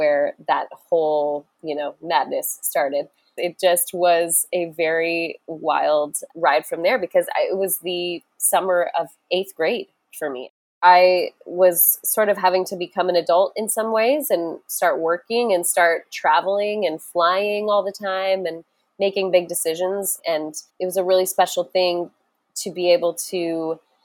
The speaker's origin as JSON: {"language": "English", "town": "Louisville", "region": "Colorado", "country": "United States", "tie": "born or raised there", "said": "I grew up in Louisville, Colorado, which is right outside of Boulder"}